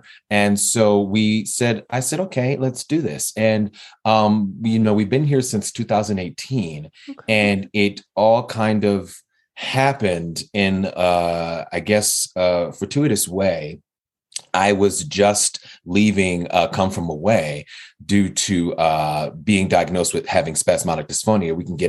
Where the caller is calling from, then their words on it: Denver, Colorado, United States; I am calling in from Denver, Colorado